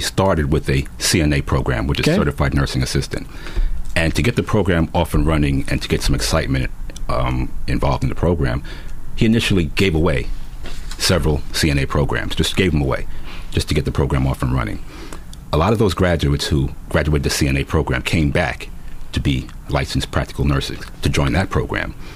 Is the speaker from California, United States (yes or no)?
no; New York City, New York, United States; I continued to do things that kids growing up in New York City